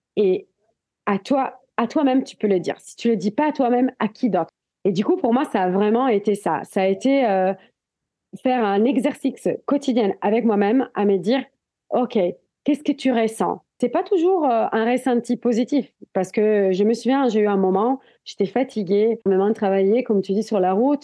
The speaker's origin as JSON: {"language": "French", "country": "Italy", "second_language": "French", "moved": "as an adult", "lives_now": "Biarritz, France", "said": "je viens des montagnes. Je viens des Alpes italiennes."}